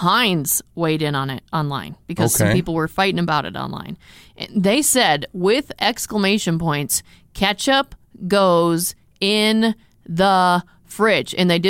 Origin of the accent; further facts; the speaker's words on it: Arizona, United States; I'm from Arizona.